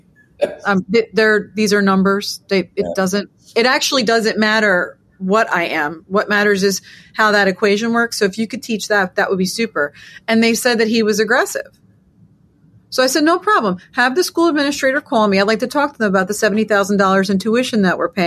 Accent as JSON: {"language": "English", "region": "New York", "country": "United States", "said": "I don't know about you, being a New Yorker as well, but I'm walking around looking at all my, I got tons of Jewish friends"}